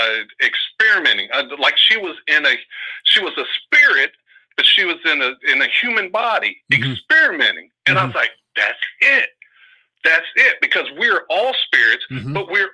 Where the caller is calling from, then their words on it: Oakland, California, United States; from Oakland.